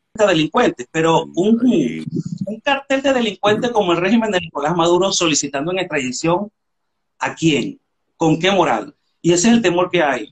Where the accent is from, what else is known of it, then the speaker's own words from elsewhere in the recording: Venezuela; moved away as an adult; now in Spain; yo tengo siete años que salí de Venezuela